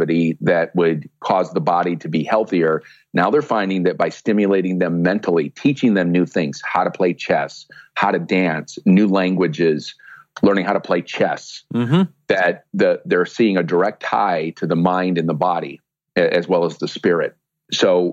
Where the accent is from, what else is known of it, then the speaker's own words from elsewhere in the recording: Sioux City, Iowa, United States; in my hometown in Sioux City, Iowa, which is where I am right now